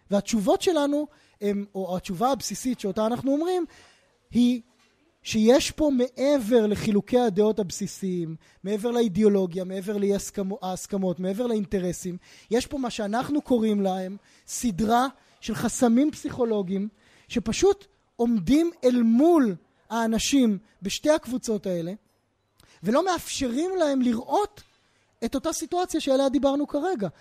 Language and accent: Hebrew; Israel; בתוך הזירה הישראלית, בתוך הקשר של חברה שגם אני מגיע ממנה